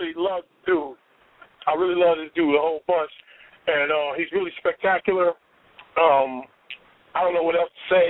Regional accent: Chicago, Illinois, United States; I'm a South Sider

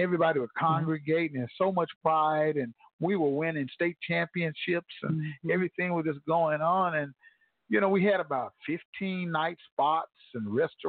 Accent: Tulsa, Oklahoma, United States; you come back home here, I call it home.

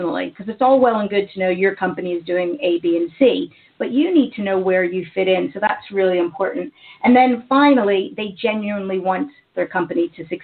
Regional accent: United States; accent: American; moved away as an adult; now in United Kingdom; You can probably tell by my accent that I am American

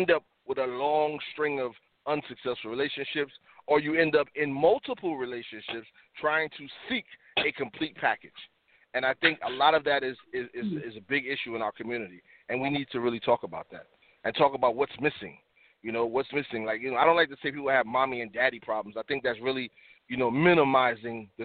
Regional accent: the South, United States; moved away; also born or lived in Harlem, New York / The Bronx, New York; growing up in the South as a young man, like the late 70s

